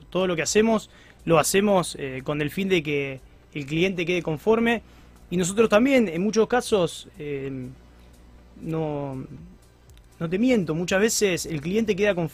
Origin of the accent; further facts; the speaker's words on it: Rosario, Santa Fe, Argentina; si soy rosarino, soy de Newell's.